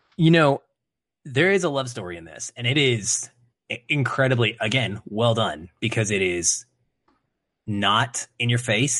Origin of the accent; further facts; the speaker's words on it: Arkansas, United States; moved away; having lived in the South, right, being from Arkansas